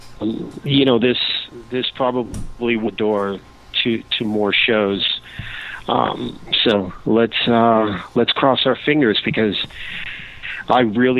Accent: Cuba; I'm obviously from Cuba

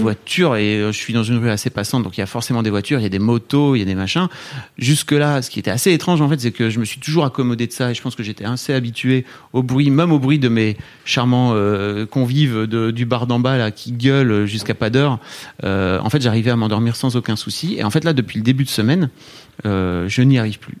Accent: Neuville-en-Ferrain, Hauts-de-France, France; je viens de Neuville-en-Ferrin dans le Nord

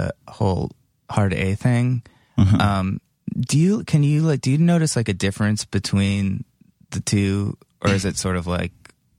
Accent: Cleveland, Ohio, United States; moved away; I'm from Cleveland.

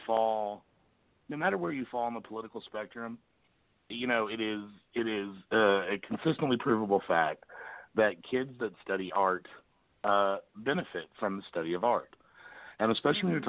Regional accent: Lexington, Kentucky, United States; moved away as an adult; now in Springfield, United States; I'm originally from Lexington myself

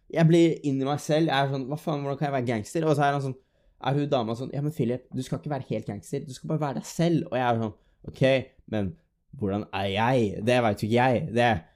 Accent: Drammen, Buskerud, Norway; moved away as an adult; now in Stavanger, Norway; så kommer jeg jo ikke fra Stavanger, jeg kommer fra Drammen. Det er jo det som er hjembyen min

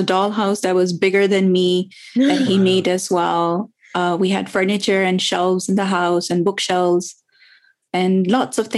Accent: Karachi, Sindh, Pakistan; now in United Kingdom; I was born and raised in Pakistan. So I grew up in a city called Karachi, which is the biggest city of Pakistan.

